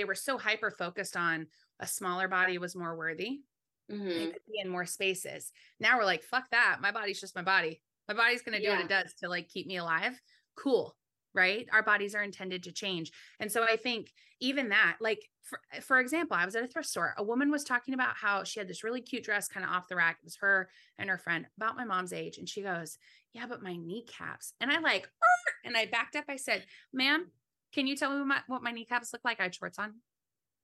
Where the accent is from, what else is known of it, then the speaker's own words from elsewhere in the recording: California, United States; I was born and raised in California